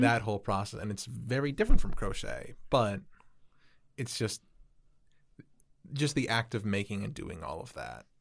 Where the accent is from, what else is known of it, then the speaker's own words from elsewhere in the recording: Chicago, Illinois, United States; I'm from Chicago